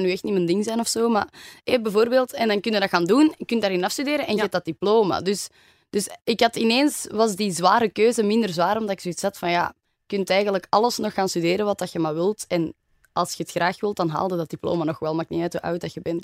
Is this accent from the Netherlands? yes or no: no; Antwerp, Flanders, Belgium; also born or lived in Germany; ik ben echt geboren en getogen in Antwerpen.